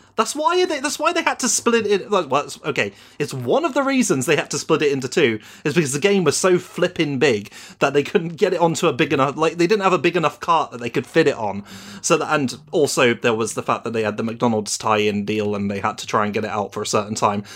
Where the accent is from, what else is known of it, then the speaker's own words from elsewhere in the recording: United Kingdom; I'm British